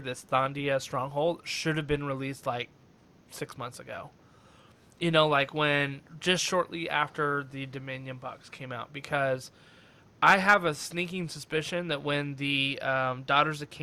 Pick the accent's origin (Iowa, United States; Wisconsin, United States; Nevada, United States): Nevada, United States; Reno; I'm from, like I told you before, I'm from Reno